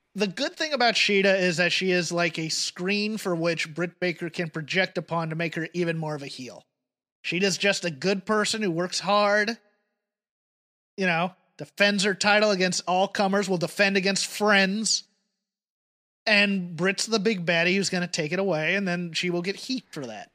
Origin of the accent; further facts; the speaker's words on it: United Kingdom; now in United States; as a Brit